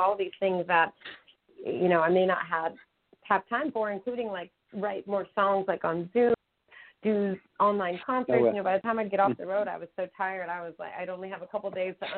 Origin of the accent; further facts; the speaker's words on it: New Mexico, United States; I grew up in New Mexico